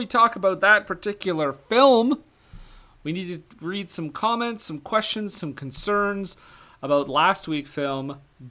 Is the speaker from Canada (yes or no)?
yes; Canada; Well, we've just been in Canada so long that we've lost our British accents. And by so long, I mean since birth.